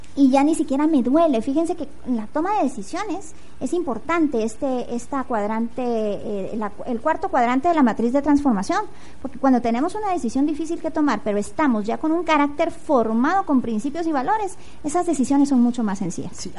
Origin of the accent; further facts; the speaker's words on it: Guatemala; una guatemalteca comprometida con la transformación